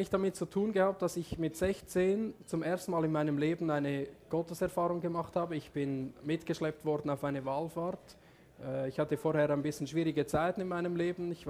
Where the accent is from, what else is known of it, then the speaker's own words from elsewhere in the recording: Switzerland; Also vielleicht ganz kurz, ich bin aufgewachsen in der Schweiz auf einem Bauernhof, ich bin Bauernsohn.